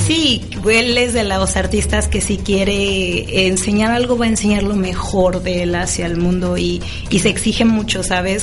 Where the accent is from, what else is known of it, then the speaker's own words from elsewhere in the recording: Mexico; como mexicanos eso nos hace falta mucho